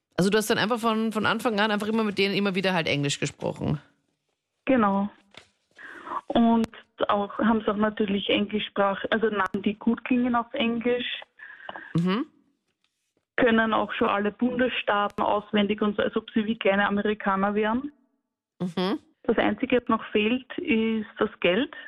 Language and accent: German; Linz, Upper Austria, Austria; ich komme aus Linz